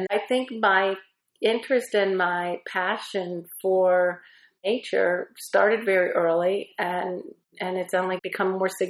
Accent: Pittsburgh, Pennsylvania, United States; also born or lived in Washington, D.C.; as a young girl growing up in Pittsburgh

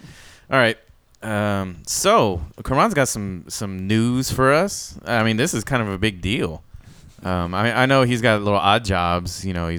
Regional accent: Dripping Springs, Texas, United States; it's in Austin, which is liberal as fuck, but I'm from Dripping Springs.

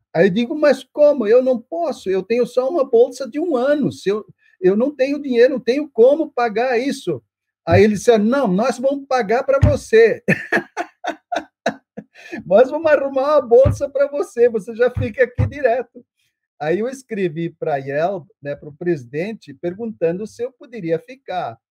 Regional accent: Brazil; first language German; Portuguese is a second language; also born or lived in São Paulo; eu sou brasileiro, eu, eu me formei para servir a igreja brasileira

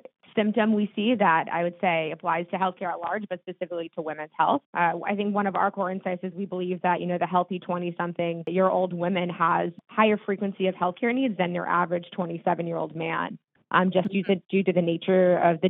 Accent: Laguna Beach, California, United States; moved away as an adult; also born or lived in East Coast / New York City / San Francisco; now in San Francisco Bay Area, United States; I grew up in Southern California in a beach town called Laguna Beach

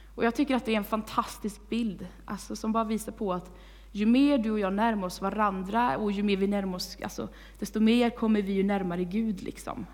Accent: Vargön, Västra Götaland, Sweden; moved away as an adult; now in Tibro, Sweden; jag kommer från Vargön

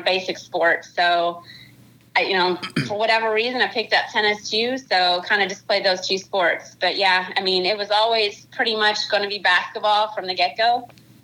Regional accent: Kentucky, United States; I born and raised in Kentucky

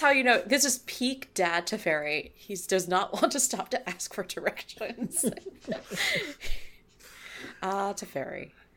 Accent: California, United States; I'm from California

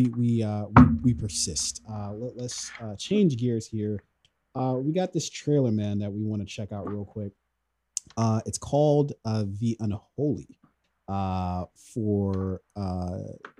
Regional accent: Columbia, Maryland, United States; I grew up in Columbia, Maryland

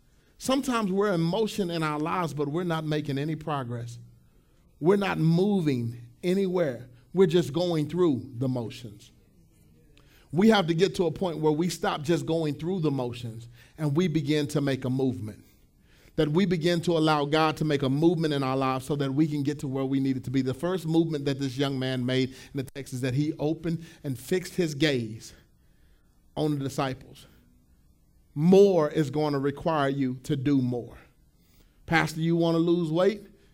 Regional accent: Pleasant Grove, United States; My house that I grew up in Pleasant Grove, we had a field, and we had a bunch of little field mice

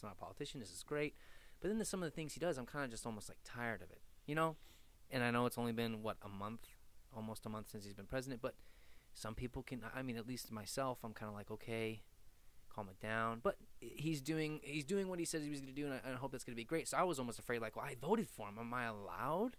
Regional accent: Cleveland, Ohio, United States; We are from Cleveland

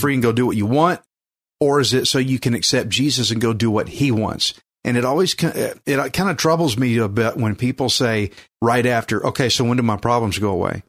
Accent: Texas, United States; accent: redneck; I'm from Texas, fifth generation Texan

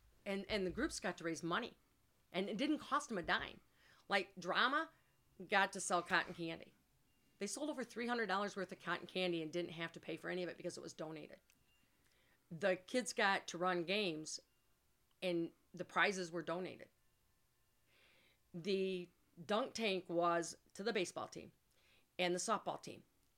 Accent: Climax, Michigan, United States; born or raised there

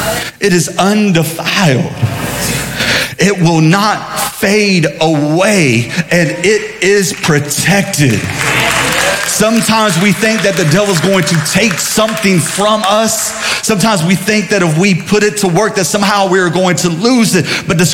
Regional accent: Sumter, South Carolina, United States; growing up in Sumter, there was a Mexican restaurant called Casa Linda.

